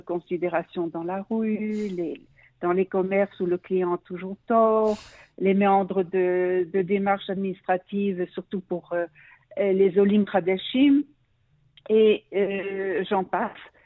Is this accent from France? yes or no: no; Brussels, Brussels-Capital Region, Belgium; moved away as an adult; now in Israel; Je suis née en Belgique, à Bruxelles